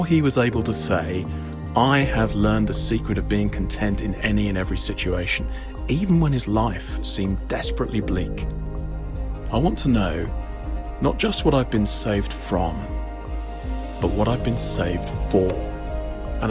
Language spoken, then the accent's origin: English; Epsom, South East England, United Kingdom; I grew up just outside London in a town called Epsom